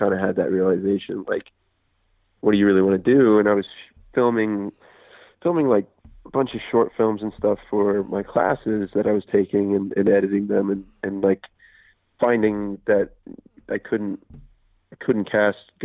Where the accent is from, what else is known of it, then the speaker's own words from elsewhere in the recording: Alexandria, Virginia, United States; moved away as an adult; now in Los Angeles, United States; I grew up in Alexandria, Virginia, right outside of Washington, D.C.